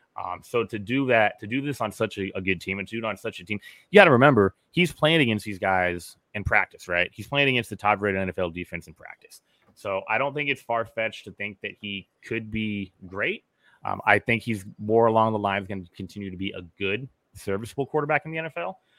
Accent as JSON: {"language": "English", "region": "Southern California", "country": "United States", "tie": "born or raised there", "said": "I grew up in Southern California."}